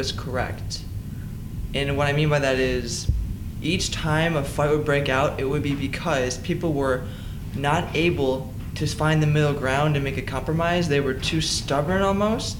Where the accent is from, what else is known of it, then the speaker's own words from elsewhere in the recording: Ohio, United States; I grew up in Charlton, Ohio